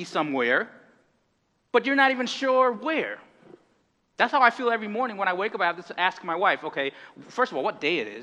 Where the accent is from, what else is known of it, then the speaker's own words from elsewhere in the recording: Connecticut, United States; moved away as an adult; now in Boston, United States; from Connecticut